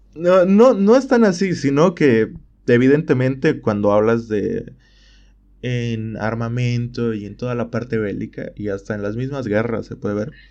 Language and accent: Spanish; Bolivia; en mi país